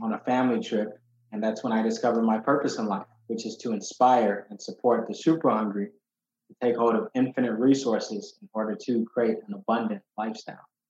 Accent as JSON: {"language": "English", "town": "Chicago", "region": "Illinois", "country": "United States", "tie": "born or raised there", "also_born_or_lived": "Ghana", "said": "when I was eight, um, I was fortunately thrown into a neighborhood called Uptown in Chicago"}